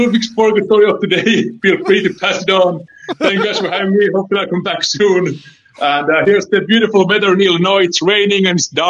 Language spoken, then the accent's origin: English; Helsinki, Uusimaa, Finland; English is a second language; also born or lived in Tucson, Arizona; now in Illinois, United States; my accent is a little bit thick. I'm from Helsinki, Finland.